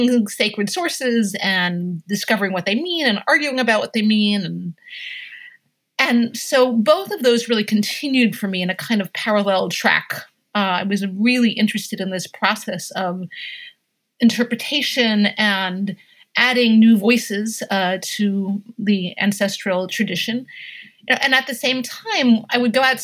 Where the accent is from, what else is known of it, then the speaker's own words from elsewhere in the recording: Hudson Valley, New York, United States; I grew up in the Hudson Valley in New York State